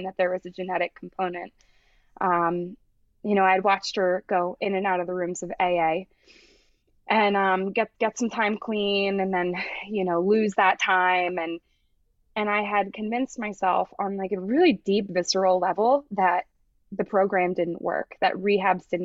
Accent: Glen Mills, Pennsylvania, United States; also born or lived in Springfield, Pennsylvania; I grew up in Glen Mills

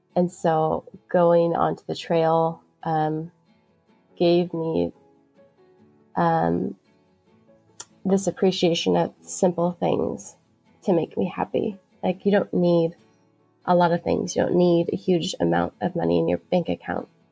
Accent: Pacific Northwest, United States; I'm from the Pacific Northwest

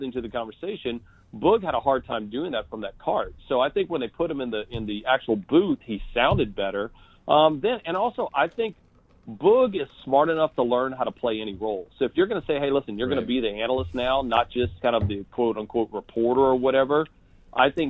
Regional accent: San Antonio, Texas, United States; I'm from San Antonio

